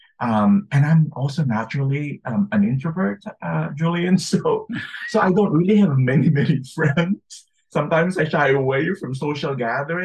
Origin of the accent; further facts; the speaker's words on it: Philippines; moved away as an adult; now in United States; when I was growing up in the Philippines, and then when I moved to the U.S. to study.